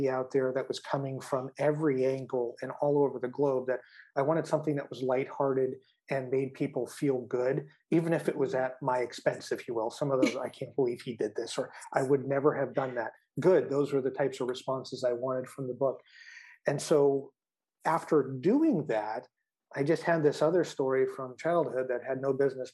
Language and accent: English; Midwest, United States; moved away as an adult; also born or lived in Phoenix, Arizona; now in Lisbon, Portugal; I grew up in the Midwest. I spent most of my formative years there